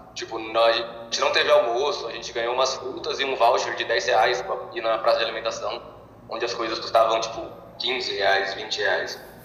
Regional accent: Bauru, São Paulo, Brazil; moved away as an adult; now in Londrina, Brazil; eu sou de Bauru

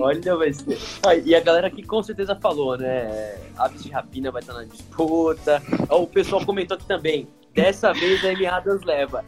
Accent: Brazil; como brasileiros

